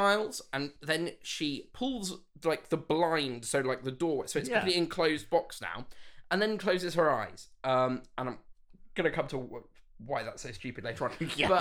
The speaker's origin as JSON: {"language": "English", "town": "Bath", "region": "South West England", "country": "United Kingdom", "tie": "born or raised there", "said": "Bath, my hometown"}